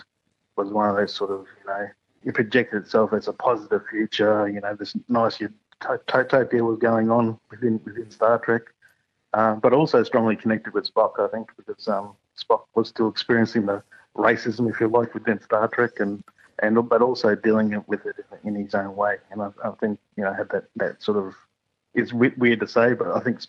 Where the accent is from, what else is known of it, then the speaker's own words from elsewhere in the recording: Toowoomba, Queensland, Australia; also born or lived in North Stradbroke Island; I actually grew up away from my community up in a place called Toowoomba